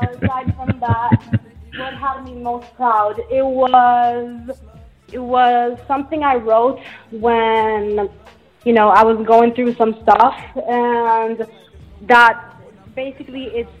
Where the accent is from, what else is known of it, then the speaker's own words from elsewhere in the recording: Naples, Campania, Italy; It's exactly my hometown. I'm from Naples, Italy.